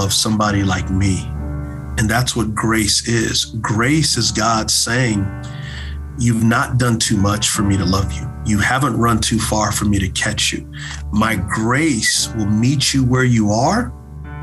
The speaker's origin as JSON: {"language": "English", "region": "Texas", "country": "United States", "tie": "born or raised there", "said": "growing up in Texas, I knew that football was my way out"}